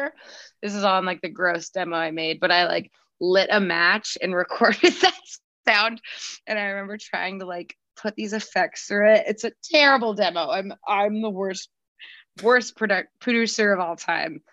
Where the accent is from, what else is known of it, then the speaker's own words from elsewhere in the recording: Arizona, United States; I'm from Arizona